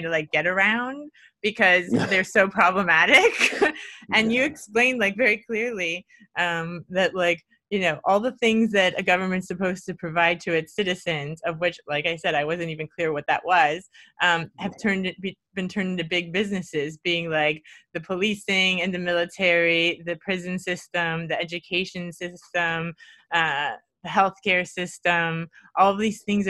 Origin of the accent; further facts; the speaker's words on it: Florida, United States; moved away; I lived in Florida. I'm from Florida originally